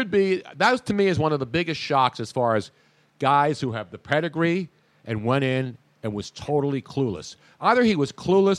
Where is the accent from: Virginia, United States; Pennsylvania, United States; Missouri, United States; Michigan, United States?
Pennsylvania, United States; Philadelphia; it's my hometown.